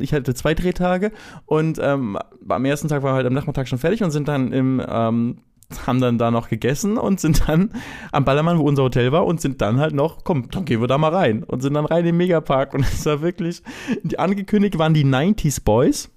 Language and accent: German; Lübeck, Schleswig-Holstein, Germany; moved away as an adult; now in Cologne, Germany; ich bin in Lübeck aufgewachsen. Nach dem Abi bin ich nach Köln gezogen